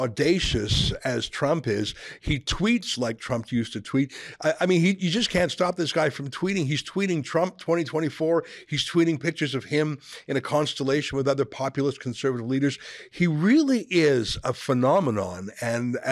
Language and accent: English; Canada; I'm a Canadian through and through